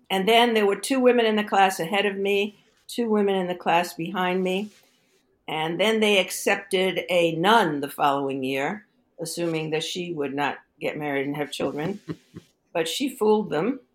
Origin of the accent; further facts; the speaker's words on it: New York City, New York, United States; moved away as an adult; also born or lived in Stanford, California; I grew up in Brooklyn, New York